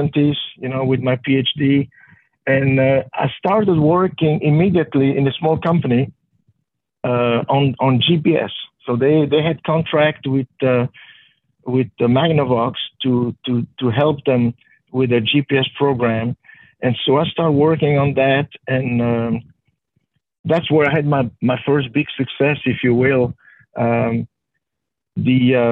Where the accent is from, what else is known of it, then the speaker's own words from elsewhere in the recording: Belgium; moved away; when I was a teenager growing up in Belgium.